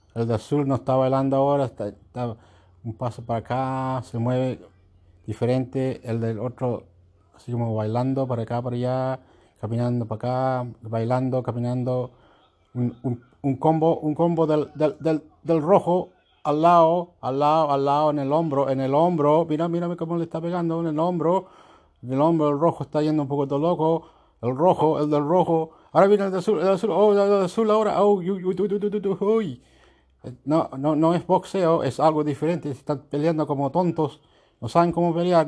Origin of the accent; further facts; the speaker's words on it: Chiloé, Los Lagos, Chile; now in Australia; yo vivo yo nací en Chiloé